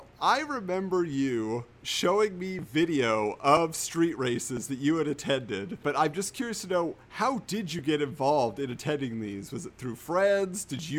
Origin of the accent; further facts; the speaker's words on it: Southern California, United States; I grew up in Southern California